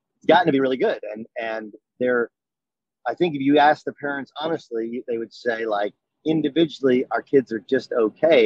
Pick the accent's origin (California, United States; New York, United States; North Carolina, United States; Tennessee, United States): California, United States; Orange; I grew up in Orange, California